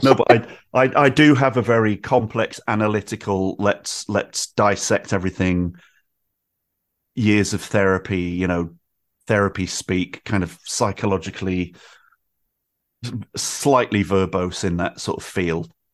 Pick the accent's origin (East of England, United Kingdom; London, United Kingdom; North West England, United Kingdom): North West England, United Kingdom; Manchester; moved away as an adult; now in Brighton, United Kingdom; I grew up in Manchester in the nineties